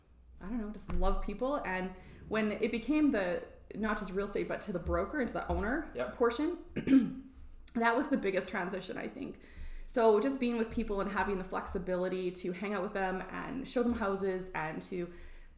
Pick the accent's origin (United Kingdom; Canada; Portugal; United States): Canada; just south of Rosalind, Alberta; I grew up just south of Roseland on a grain and cattle farm and sheep farm, actually.